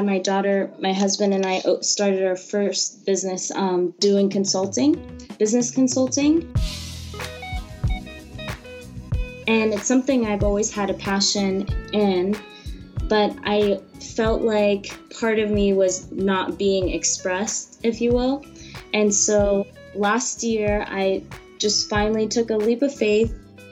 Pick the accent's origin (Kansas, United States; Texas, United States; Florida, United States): Florida, United States; Jacksonville; also born or lived in California / Orlando, Florida; I was born in California and moved to Jacksonville, Florida when I turned 10, and pretty much grew up there